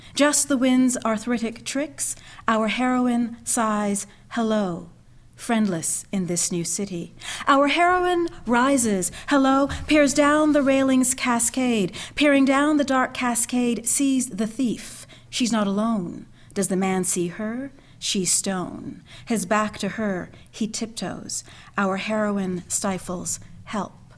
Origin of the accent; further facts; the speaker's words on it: Canada; moved away; also born or lived in Montreal / Philadelphia / Providence, Rhode Island; grew up in Canada, left Montreal, and went to Philadelphia